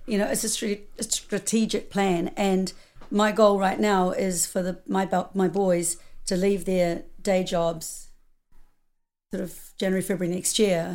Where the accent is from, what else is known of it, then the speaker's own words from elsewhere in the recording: New Zealand; moved away as an adult; also born or lived in United States; I'm from New Zealand